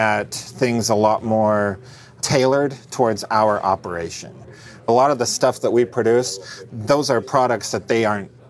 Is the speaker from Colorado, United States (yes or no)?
yes; Colorado, United States; moved away; I grew up out in Colorado